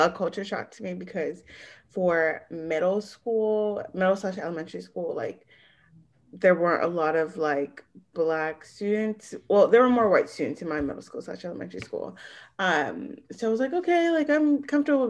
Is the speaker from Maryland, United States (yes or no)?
yes; Prince George's County, Maryland, United States; we're from Prince George's County, Maryland, which is a very, very diverse area